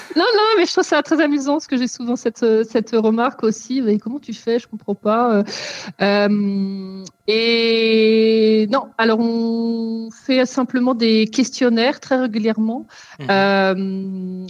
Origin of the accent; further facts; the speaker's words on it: France; moved away as an adult; now in Germany; je suis française. Pourquoi je, je précise Parce que je vis depuis 12 ans en Allemagne